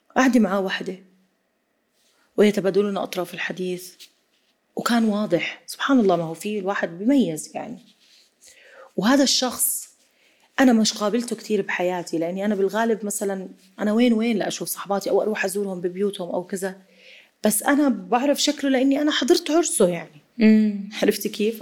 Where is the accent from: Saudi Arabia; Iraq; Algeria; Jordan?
Jordan; ما عمري زرت في في مناطق سياحيه عندنا بالاردن